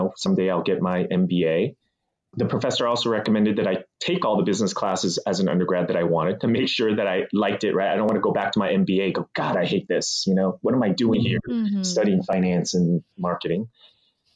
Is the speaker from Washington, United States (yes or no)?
no; Mountain View, California, United States; also born or lived in Taiwan; we moved to a small town back then called Mountain View